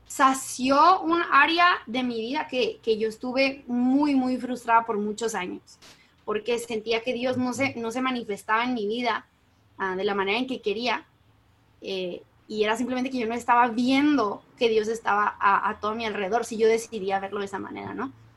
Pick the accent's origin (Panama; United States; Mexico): Mexico; yo soy como buena mexicana del 95